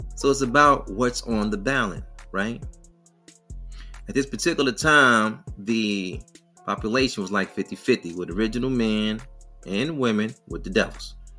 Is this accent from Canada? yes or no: no; Detroit, Michigan, United States; I'm from Detroit.